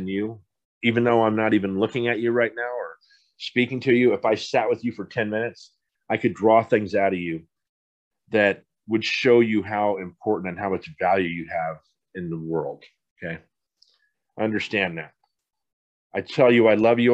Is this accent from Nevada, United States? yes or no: no; Poway, California, United States; also born or lived in Seattle, Washington; I grew up in San Diego. How many people in the world could say that? And I grew up in Poway